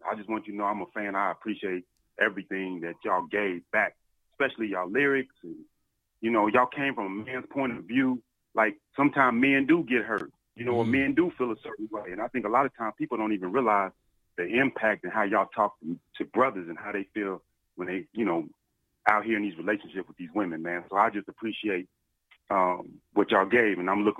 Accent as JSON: {"language": "English", "town": "Dayton", "region": "Ohio", "country": "United States", "tie": "born or raised there", "said": "I'm from Dayton, Ohio"}